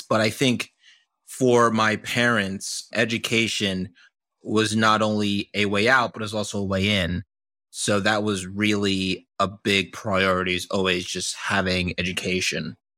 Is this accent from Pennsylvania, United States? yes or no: yes; Doylestown, Pennsylvania, United States; moved away; I grew up in the suburbs of Pennsylvania, this small town called, uh, Doylestown